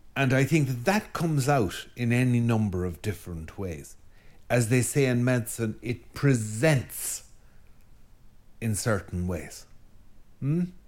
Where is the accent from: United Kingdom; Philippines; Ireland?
Ireland; as an Irish Catholic.